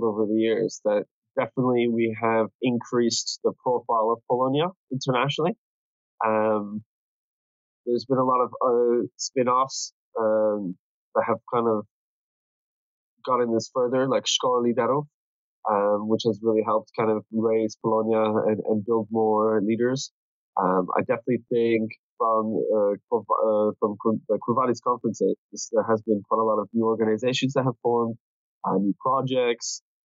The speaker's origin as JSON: {"language": "English", "town": "Toronto", "region": "Ontario", "country": "Canada", "tie": "born or raised there", "also_born_or_lived": "Athens, Greece / Australia / Manitoba", "moved": "as an adult", "lives_now": "Scotland, United Kingdom", "said": "So I grew up in Toronto when we moved from Greece when I was 2.5. And since then, I was raised in Toronto."}